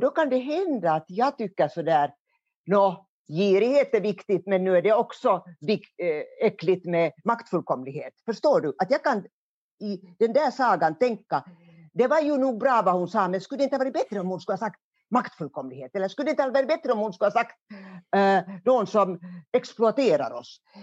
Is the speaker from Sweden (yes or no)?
no; Hamina, Kymenlaakso, Finland; accent: eastern Finland Swedish; also born or lived in Kotka; now in Helsinki, Finland; jag kommer från Kymmenedalen. Och Kymmenedalen, där går ju Kymmenefloden, älven. Och det var gränsen mellan Sverige och Ryssland ända fram till 1809 då freden slöts i Fredrikshamn. Så jag är uppvuxen alltså i en gammal kulturstad